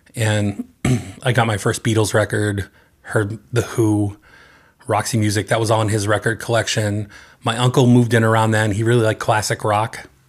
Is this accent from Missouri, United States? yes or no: no; North Andover, Massachusetts, United States; I grew up in the eastern part of the state, uh, in North Andover